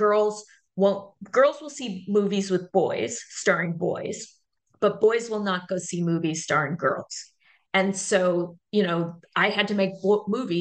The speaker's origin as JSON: {"language": "English", "town": "Berkeley", "region": "California", "country": "United States", "tie": "born or raised there", "said": "I grew up in Berkeley and a child of academics"}